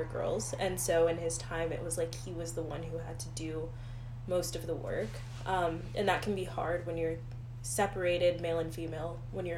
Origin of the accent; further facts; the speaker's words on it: the South, United States; moved away; I grew up in the South. I was in the Bible Belt.